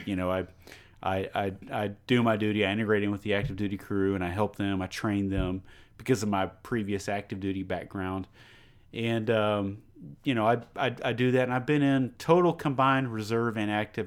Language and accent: English; Beaumont, Texas, United States; I love where I live. I love where I'm from